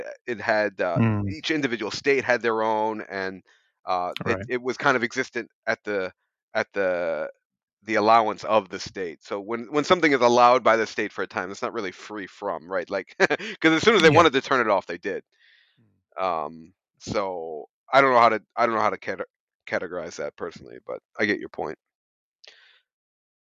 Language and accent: English; United States; As an American